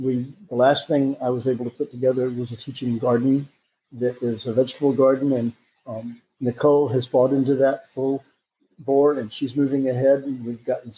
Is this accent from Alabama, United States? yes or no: yes; Alabama, United States; moved away as an adult; also born or lived in California / Tennessee; now in Florida, United States; I grew up in Alabama, and then I went to college at Auburn